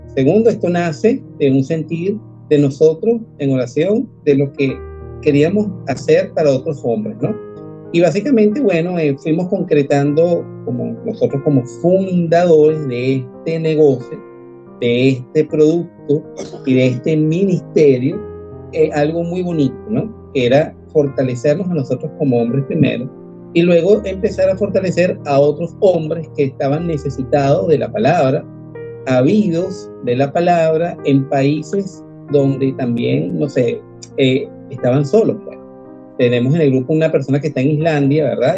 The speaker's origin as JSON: {"language": "Spanish", "country": "Venezuela", "moved": "as an adult", "lives_now": "Argentina", "said": "Los venezolanos somos trabajadores"}